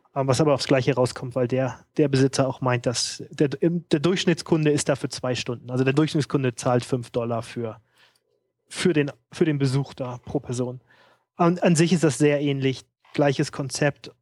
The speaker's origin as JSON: {"language": "German", "region": "Hamburg", "country": "Germany", "moved": "yes", "said": "ich komme ja aus Hamburg"}